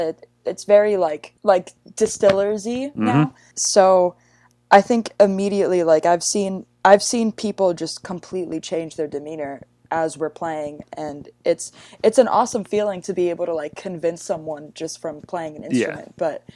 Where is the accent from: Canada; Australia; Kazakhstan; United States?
United States; New York; I was like, I'm 16. I'm from New York.